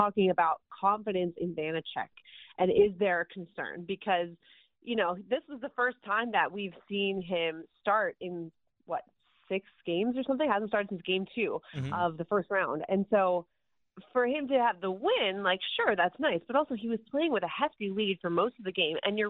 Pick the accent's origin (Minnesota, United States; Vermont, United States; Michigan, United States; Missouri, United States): Minnesota, United States; I'm a Minnesota Wild fan. I'm from Minnesota